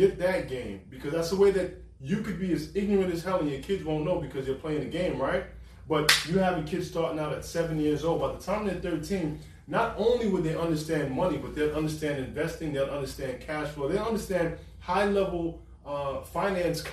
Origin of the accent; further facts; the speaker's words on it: New York, United States; I'm from New York.